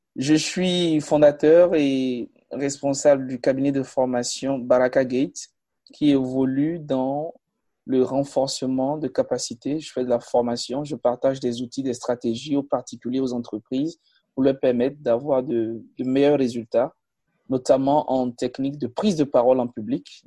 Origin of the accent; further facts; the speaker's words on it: Natitingou, Atakora, Benin; Je suis né, je suis né à Natitengu, à 600 km de mhm. Cotonou, à pratiquement 650 km de la capitale du Bénin, qui est Porto Novo